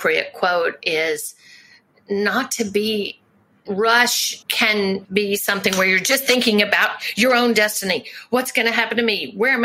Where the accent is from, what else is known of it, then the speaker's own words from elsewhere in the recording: Memphis, Tennessee, United States; moved away; Memphis is my hometown